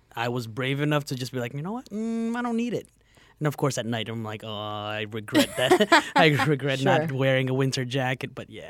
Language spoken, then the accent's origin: English; New Jersey, United States; moved away as an adult; now in Chicago, United States; I grew up in New Jersey, so don't judge me. But my wife grew up over here, and you know, when we got married, she won. And so I'm like, all right, fine, I'll move over in Chicago area.